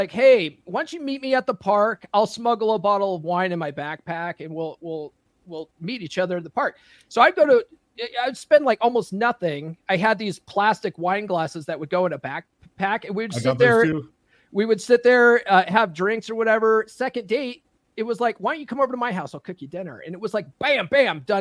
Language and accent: English; Conifer, Colorado, United States; where I grew up in Conifer, Colorado, and it was very small area there.